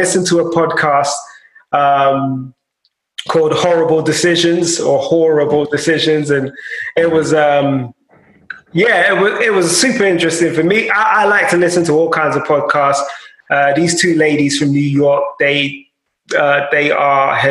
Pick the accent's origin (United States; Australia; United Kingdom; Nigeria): Nigeria; being Nigerian